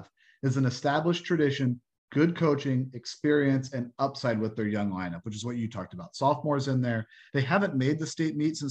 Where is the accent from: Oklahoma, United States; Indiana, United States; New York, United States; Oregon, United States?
Indiana, United States; Fort Wayne; I grew up in Fort Wayne